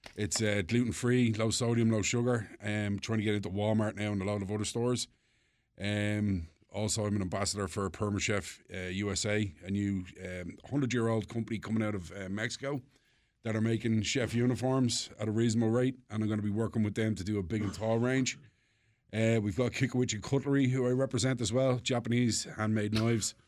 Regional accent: Dublin, Leinster, Ireland; also born or lived in Paris, France; now in United States; I'm from Dublin

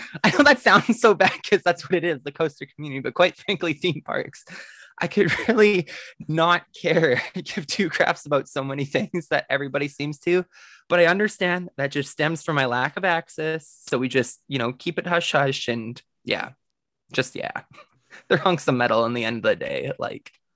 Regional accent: the Prairies, Canada; growing up in the prairies in Canada

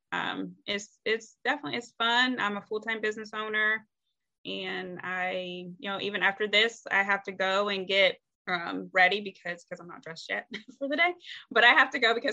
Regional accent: Ohio, United States; moved away as an adult; now in North Carolina, United States; I'm originally from Ohio and moved to North Carolina

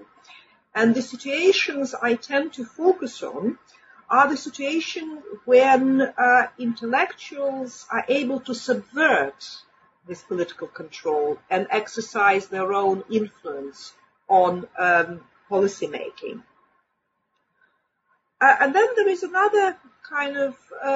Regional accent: Russia; moved away as an adult; also born or lived in Germany / United States; now in Manchester, United Kingdom; Originally, I came from Russia. I came to Britain 15 years ago, but not straight from Russia. I went via Germany and the United States, where I lived and worked as well

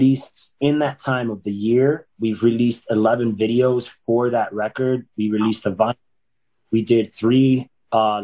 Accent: about 45 minutes from Fort Lauderdale, Florida, United States; Fort Lauderdale, which is about like 45 minutes from my hometown

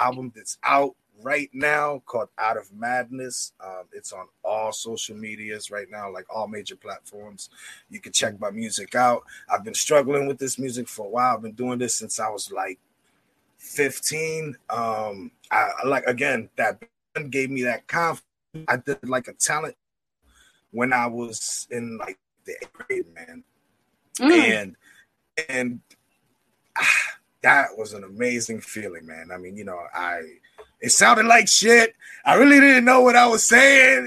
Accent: Springfield, Massachusetts, United States; Springfield, Massachusetts

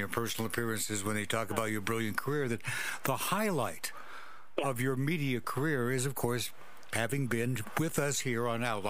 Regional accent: Walla Walla, Washington, United States; try being a nice Jewish boy in Walla Walla, Washington.

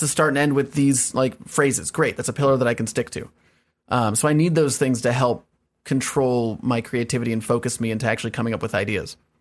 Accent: Evergreen, Colorado, United States; moved away as an adult; also born or lived in Washington D.C. / Virginia / Los Angeles; now in New York, United States; moved to Colorado and grew up in Colorado from like eight to eighteen

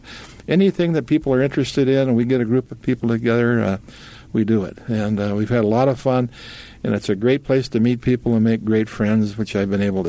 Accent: Brainerd, Minnesota, United States; I was born and raised, lucky enough to be born and raised in Brainerd.

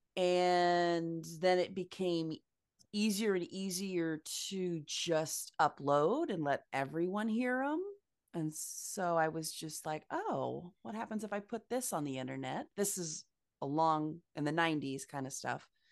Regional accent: Ames, Iowa, United States; I was born and raised in Ames, Iowa, very Midwestern college town

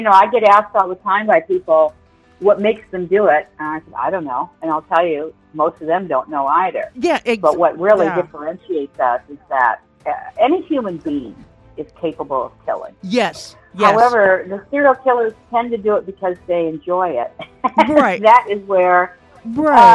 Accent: Canada; also born or lived in Los Angeles; now in Florida, United States; I'm from Canada, so I'm from the land of snow and ice.

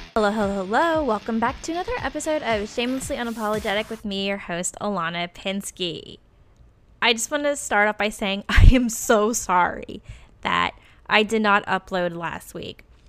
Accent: Richmond, United States; born or raised there; moved away

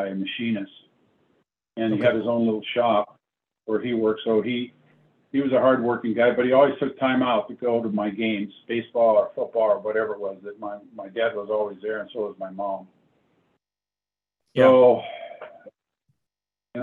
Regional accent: Bellflower, California, United States; also born or lived in Chicago, Illinois / Paramount, California; I was born in Chicago, and we moved to Paramount, California when I was 3 years old. And I think it's 5, we moved to, or when I was 6, we moved to Bellflower

